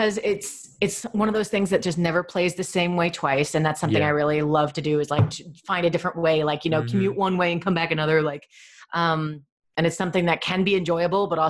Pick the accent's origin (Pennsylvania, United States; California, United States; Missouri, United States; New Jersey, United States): New Jersey, United States; my hometown was like this, like people come directly from India to our hometown. Like there's billboards that say, come to this town in New Jersey.